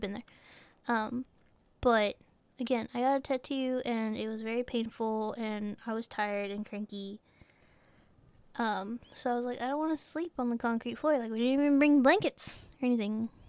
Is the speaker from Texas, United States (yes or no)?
yes; Texas, United States; we're from Texas